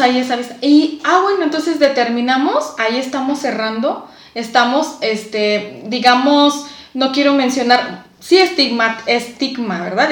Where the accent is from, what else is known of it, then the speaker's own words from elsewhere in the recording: Mexico; Nosotros como mexicanos